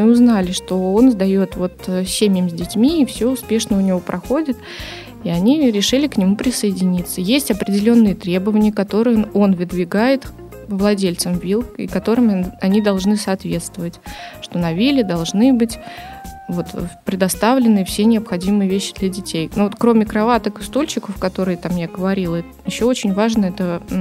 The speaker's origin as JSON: {"language": "Russian", "region": "Saint Petersburg", "country": "Russia", "said": "Сказала, что я из Санкт-Петербурга и хочу с вами работать."}